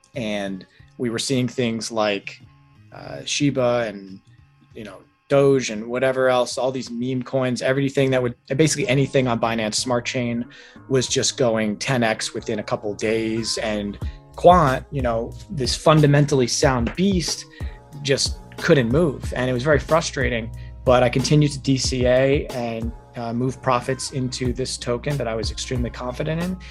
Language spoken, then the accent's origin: English; New York, United States; moved away as an adult; also born or lived in Los Angeles; now in Arizona, United States; I'm originally from New York